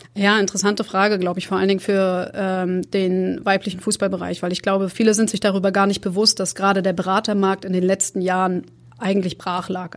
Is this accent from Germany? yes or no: yes; Rostock, Mecklenburg-Vorpommern, Germany; moved away; ich komme ursprünglich aus Rostock, das ist mein Geburtsort.